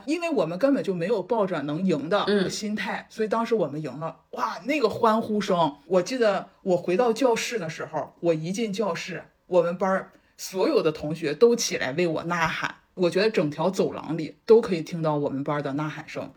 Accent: Dalian, Liaoning, China; 我们的家乡大连

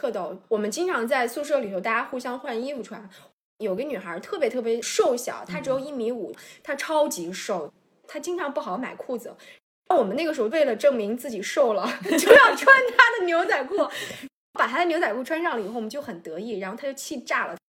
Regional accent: southern China, China; now in Beijing, China; 虽然我也是南方人，但是我这个吃饭的派头是非常北方的。

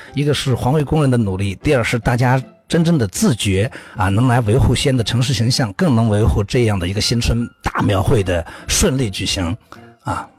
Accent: Shaanxi, China; 我们陕西人叫干薄

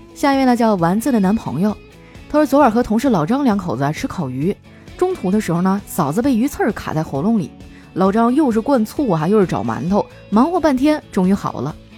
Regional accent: Northeast China, China; now in Shanghai, China; 一听你提沈阳，我都有点想家了

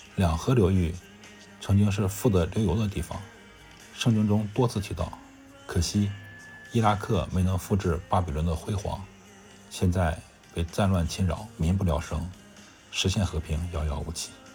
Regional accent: China; 作为一个中国人

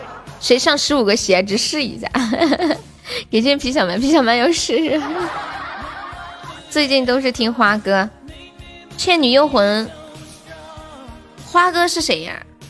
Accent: Guangdong, China; 大家好，我是广东人。广东人都会这首歌，广东人都会唱这首歌吗？

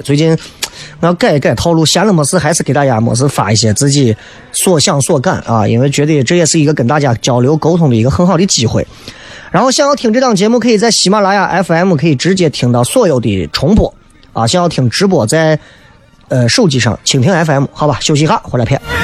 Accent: Xi'an, Shaanxi, China; 咱西安人

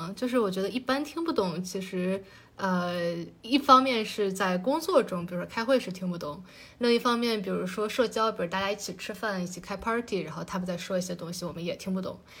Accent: China; 就是是马克思，就是我们中国人非常熟悉的马克思。

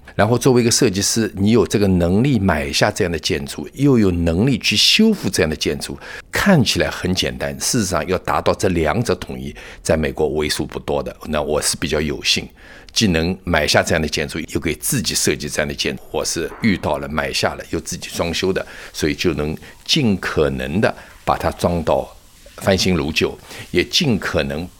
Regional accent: China; now in United States; 我们本身是接受中国文化熏陶的

